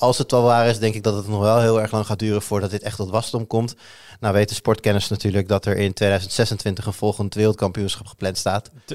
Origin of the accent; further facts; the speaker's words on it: Netherlands; we staan toch over het algemeen ook wel bekend Nederlanders als vrij goed in eh, een woordje over de grens spreken